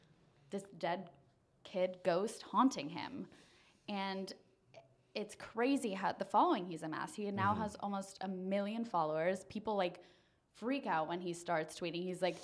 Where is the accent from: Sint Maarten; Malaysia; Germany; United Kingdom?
Germany; English is a second language; And he said that because I'm from Germany